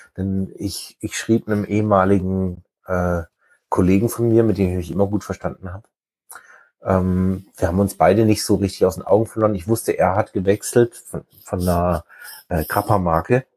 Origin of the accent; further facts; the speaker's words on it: Black Forest, Baden-Württemberg, Germany; moved away as an adult; now in near Lüneburg, Germany; ich bin halt aus dem Schwarzwald